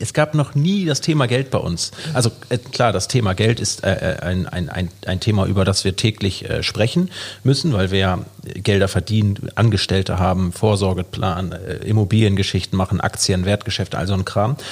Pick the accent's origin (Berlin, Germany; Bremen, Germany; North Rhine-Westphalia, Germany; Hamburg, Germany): Hamburg, Germany; also born or lived in Norderstedt; 1985 geboren, am 5.2. im wunderschönen Hamburg.